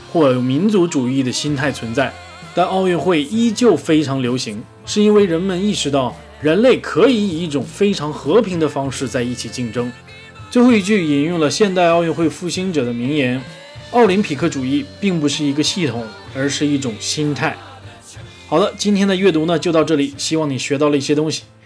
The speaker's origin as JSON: {"language": "Chinese", "region": "Northeast China", "country": "China", "accent": "Northeastern (Dongbei)", "said": "一张嘴都是我们东北大碴子味儿"}